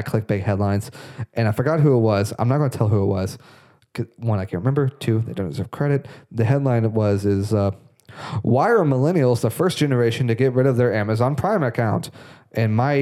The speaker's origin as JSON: {"language": "English", "region": "Florida", "country": "United States", "tie": "born or raised there", "said": "We're from Florida."}